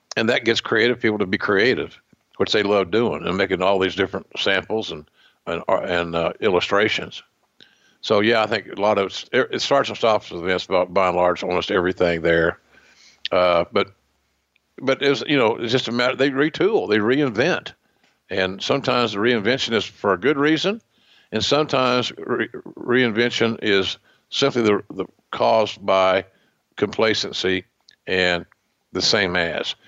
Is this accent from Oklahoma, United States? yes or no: yes; Oklahoma, United States; accent: Oklahoma; my Oklahoma accent